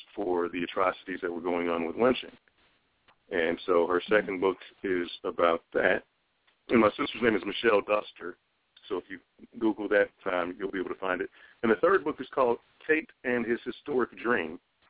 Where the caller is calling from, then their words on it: Chicago, Illinois, United States; I'm calling in from Chicago, Illinois.